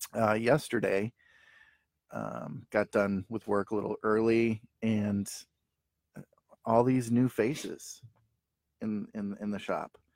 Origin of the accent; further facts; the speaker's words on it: St. Paul, Minnesota, United States; we're from St. Paul, Minnesota.